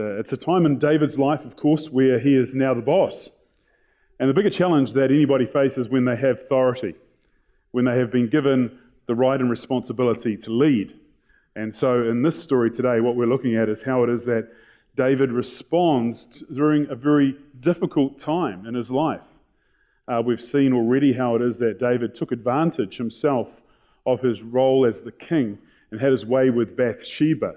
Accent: New Zealand; they asked us where we're from, and we said, oh, we're from New Zealand

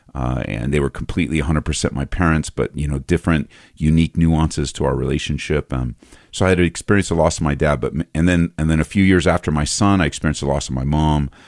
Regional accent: just outside of East LA, Southern California, United States; moved away as an adult; also born or lived in Downey, California; now in Aurora, United States; I grew up in Southern California, just outside of, uh, East L

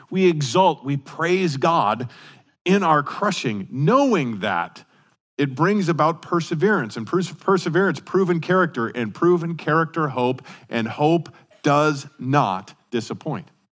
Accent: Denver, Colorado, United States; moved away; I remember growing up in Colorado and especially in Denver

